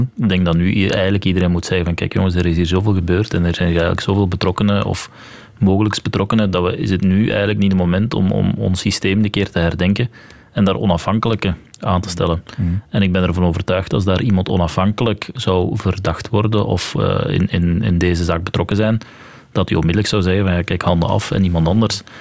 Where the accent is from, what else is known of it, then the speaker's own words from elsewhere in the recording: Belgium; als Belg dan in Frankrijk het examen hebt afgelegd